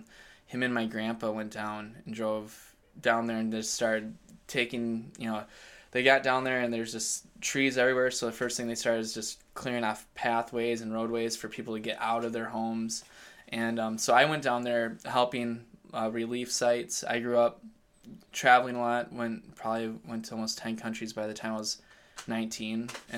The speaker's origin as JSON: {"language": "English", "town": "Elk River", "region": "Minnesota", "country": "United States", "tie": "born or raised there", "said": "I grew up in Elk River, Minnesota."}